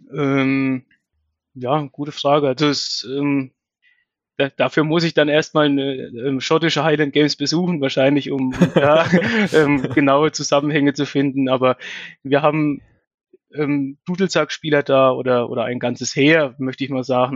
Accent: Bettenhausen, Thuringia, Germany; moved away as an adult; now in Birx, Germany; bin gebürtig aus Bettenhausen bei Meining

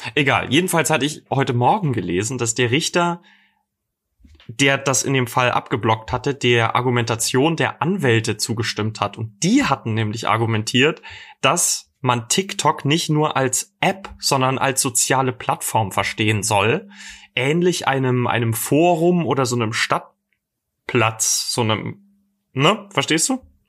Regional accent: Dresden, Saxony, Germany; moved away; Ich komme übrigens ursprünglich aus Dresden

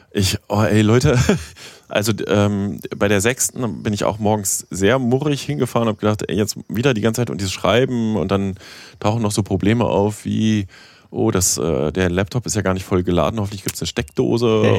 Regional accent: West Germany, Germany; moved away as an adult; now in East Germany, Germany; ich komme aus dem Westen, ich habe eine bestimmte Vorerfahrung. Ja, ich bin jetzt auch schon seit fast 20 Jahren in Ostdeutschland

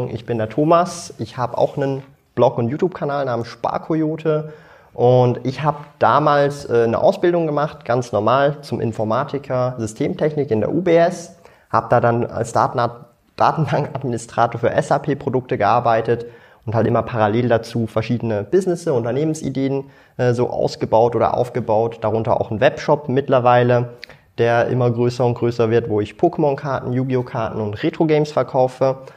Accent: Switzerland; mein Hochdeutsch ist ja ziemlich äh, gut man mag es kaum glauben, aber ich bin aus der Schweiz.

